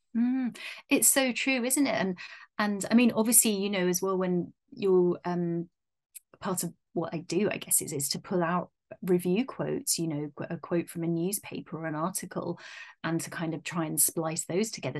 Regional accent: United Kingdom; being British

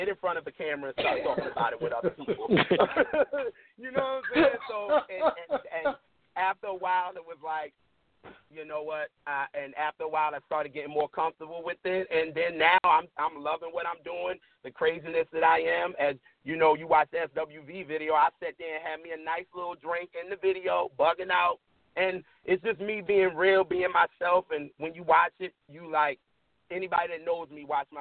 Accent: New York City, New York, United States; now in Baltimore, United States; I'm from Brooklyn.

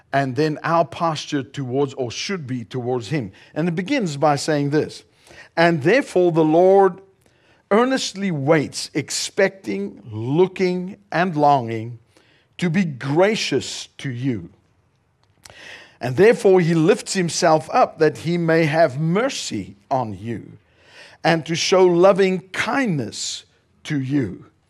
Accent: South Africa; also born or lived in northern Colorado, United States; now in Colorado, United States; We are originally from South Africa. We now reside here in the United States and we live in northern Colorado

